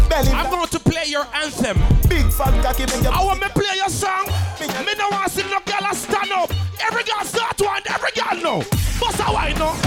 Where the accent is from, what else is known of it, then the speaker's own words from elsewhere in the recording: New York City, New York, United States; I'm from Brooklyn.